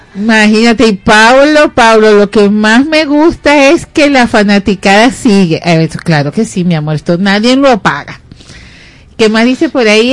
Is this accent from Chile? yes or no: no; Venezuela; somos venezolanos